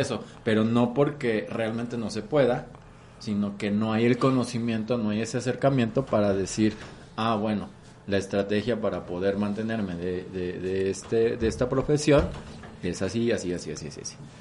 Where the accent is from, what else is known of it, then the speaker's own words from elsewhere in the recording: Xalapa, Veracruz, Mexico; moved away; Yo soy originario de Jalapa, Veracruz